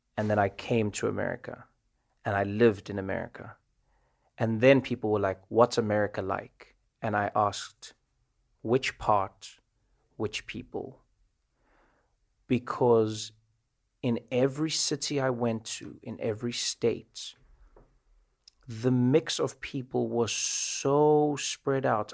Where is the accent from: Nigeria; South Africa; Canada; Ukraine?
South Africa; moved away as an adult; now in United States